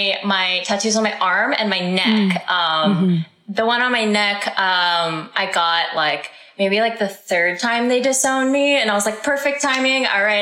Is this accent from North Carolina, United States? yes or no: yes; North Carolina, United States; moved away; also born or lived in Texas; I grew up in North Carolina.